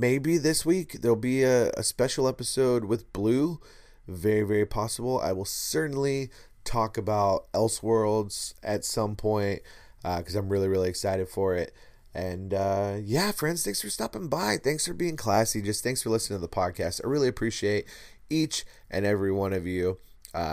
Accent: Liverpool, North West England, United Kingdom; I'm from Liverpool. And I do bad accents, as you know, my friends.

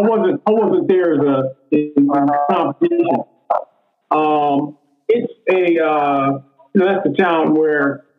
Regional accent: Jacksonville, Florida, United States; born there; I was born in the South. I was born in Jacksonville, Florida.

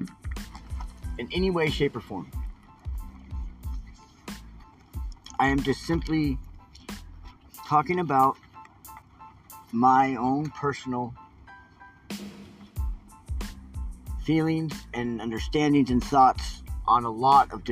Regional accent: Portland, Oregon, United States; I grew up in Portland, Oregon.

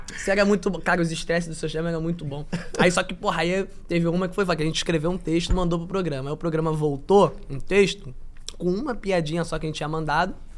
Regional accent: São Gonçalo, Rio de Janeiro, Brazil; Eu sou de São Gonçalo

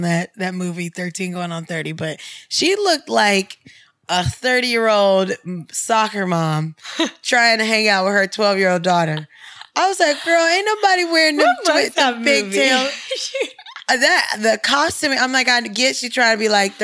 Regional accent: Ohio, United States; moved away; I'm from Ohio

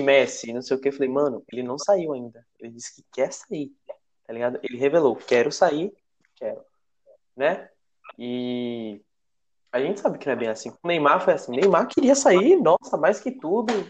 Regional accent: Feira de Santana, Bahia, Brazil; eu sou de, natural de Feira de Santana

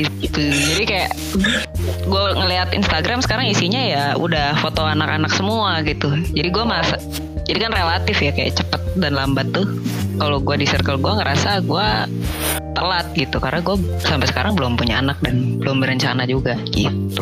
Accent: Jakarta, Indonesia; teman-teman SMA gue lah ya di Jakarta

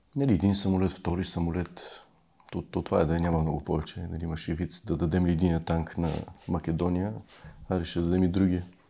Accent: Bulgaria; ние сме България с всичкото, с което идва това име

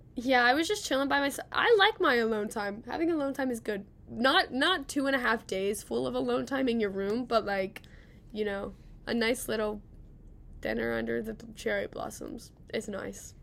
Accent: Cincinnati, Ohio, United States; now in Athens, United States; I'm from Cincinnati

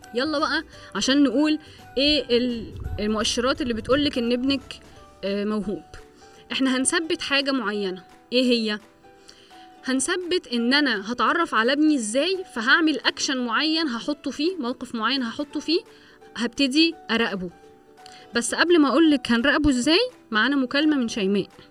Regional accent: Egypt; احنا عندنا في مصر

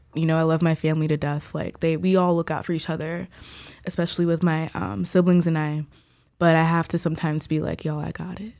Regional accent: Silver Spring, Maryland, United States; also born or lived in Laurel, Maryland / Nigeria (ancestry); Was born in Laurel, Maryland. Grew up in Silver Spring, Maryland.

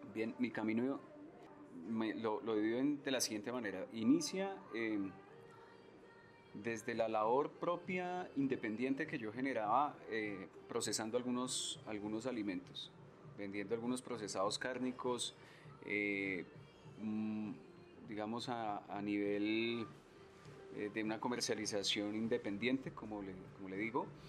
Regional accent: Colombia; como cocineros colombianos

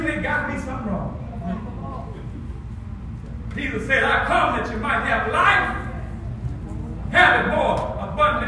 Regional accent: Rocky Hill, United States; accent: country; I'm from Rocky Hill. Yeah, I've been there for 42 years. I've been right there the same spot

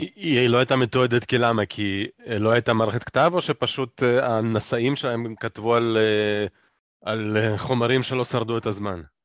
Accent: Moldova; moved away; אני גדלתי במולדובה.

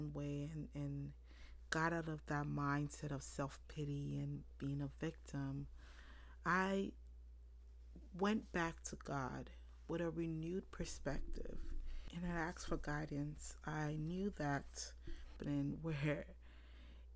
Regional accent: Monrovia, Liberia; I was born April 1989 in Monroeville, Liberia.

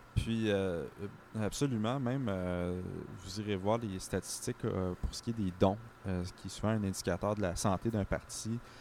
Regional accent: Sherbrooke, Quebec, Canada; now in Montreal, Canada; moi je viens de Sherbrooke, les gens allaient au cégep à Bishop

